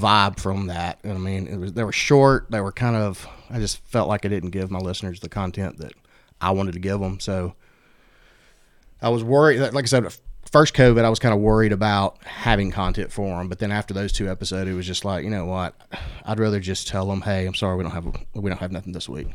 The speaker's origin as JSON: {"language": "English", "town": "Bessemer", "region": "Alabama", "country": "United States", "tie": "born or raised there", "said": "I grew up in Bessemer, so that was, like, a staple for my family"}